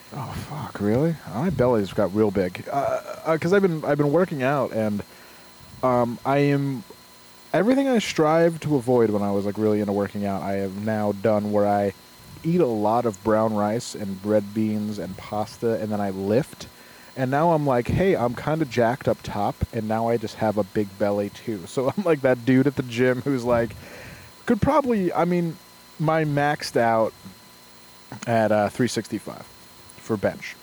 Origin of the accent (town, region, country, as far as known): Glens Falls, New York, United States; born or raised there